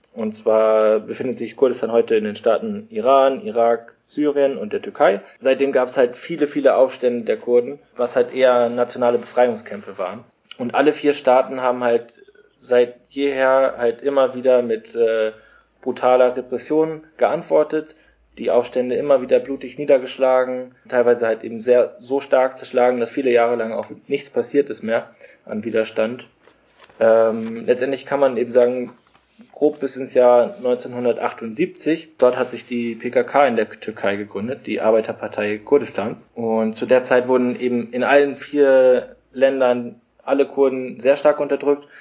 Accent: Germany; moved away; wir kommen halt irgendwie aus Deutschland

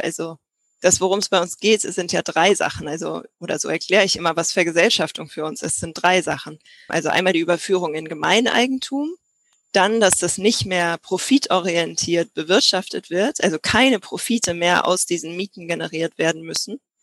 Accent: Berlin, Germany; ich komme aus Berlin, meine Eltern wohnen hier, mein Bruder wohnt hier

